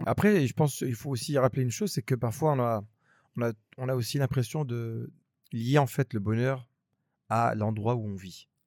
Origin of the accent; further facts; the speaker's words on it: Grenoble, Auvergne-Rhône-Alpes, France; moved away as an adult; now in Abu Dhabi, United Arab Emirates; on vient de Grenoble, c'est une petite ville.